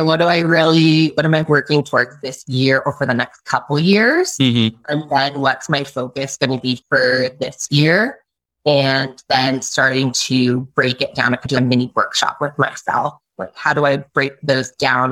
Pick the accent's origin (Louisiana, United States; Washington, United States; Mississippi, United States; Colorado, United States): Washington, United States; Bellingham; also born or lived in Alaska; I am originally from Alaska and from Bellingham, Washington.